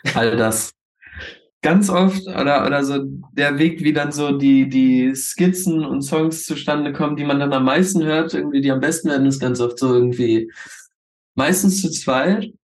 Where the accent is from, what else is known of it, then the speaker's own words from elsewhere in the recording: Hildesheim, Lower Saxony, Germany; now in Hanover, Germany; wir kommen alle aus Hildesheim